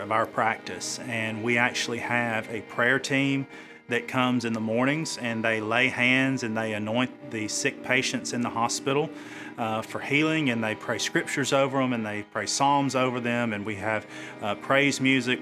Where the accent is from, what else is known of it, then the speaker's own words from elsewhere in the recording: Cedar Bluff, Alabama, United States; God put me back in my hometown and put me back serving, uh, my home people, if I will, my family in Cherokee County